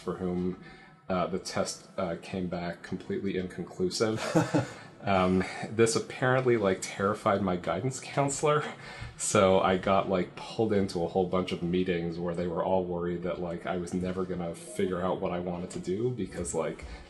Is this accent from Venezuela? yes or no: no; Toronto, Ontario, Canada; moved away as an adult; now in San Francisco Bay Area, United States; I grew up in Toronto, and it's common there to go to school close to home